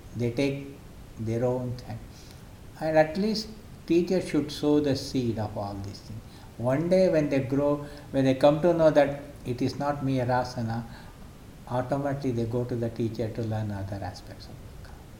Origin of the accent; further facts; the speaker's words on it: Mysore, Karnataka, India; now in Bangalore, India; born and brought up in Mysore city. I had my education completely in Mysore